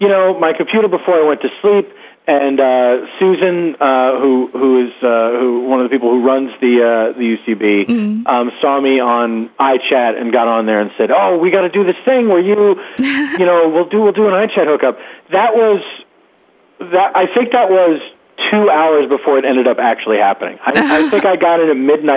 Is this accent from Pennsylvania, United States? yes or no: yes; Philadelphia, Pennsylvania, United States; moved away as an adult; also born or lived in Los Angeles; now in New York, United States; I grew up in Philadelphia.